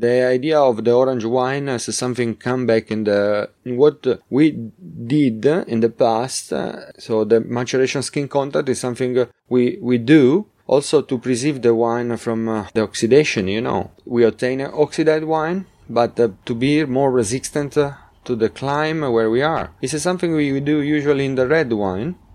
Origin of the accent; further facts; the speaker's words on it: Marsala, Sicily, Italy; English is a second language; We are, we are from Marsala. We have origins from Marsala.